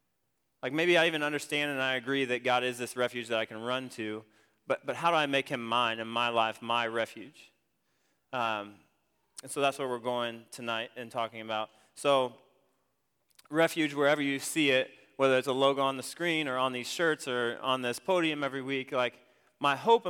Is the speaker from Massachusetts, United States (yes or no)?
no; Ohio, United States; I grew up in Ohio. And I went to a smaller school, about the size of Central Heights.